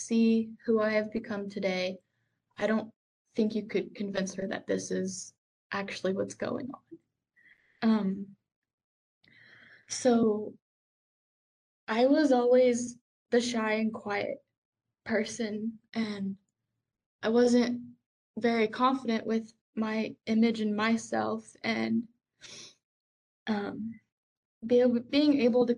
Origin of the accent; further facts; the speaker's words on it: the South, United States; moved away; growing up in the South